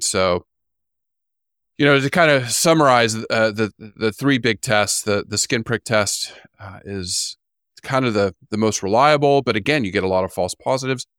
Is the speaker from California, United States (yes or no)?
yes; California, United States; moved away; I grew up in California and the desert